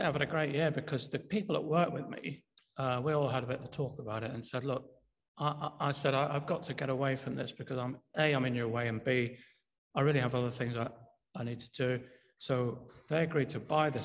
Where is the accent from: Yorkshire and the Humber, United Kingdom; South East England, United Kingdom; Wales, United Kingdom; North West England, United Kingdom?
Yorkshire and the Humber, United Kingdom; York; moved away; also born or lived in London; I'm from Yorkshire. I'm from York, which is where I am now.